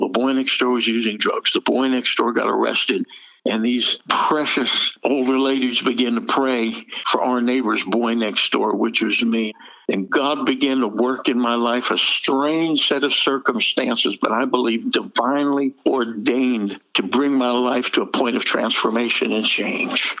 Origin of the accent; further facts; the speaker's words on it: Jersey Shore, New Jersey, United States; I grew up on the Jersey Shore and I'm Jewish